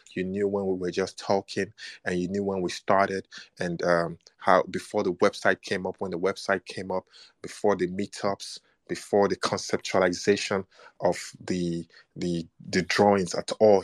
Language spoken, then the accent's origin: English; Nigeria; I am black and I'm Nigerian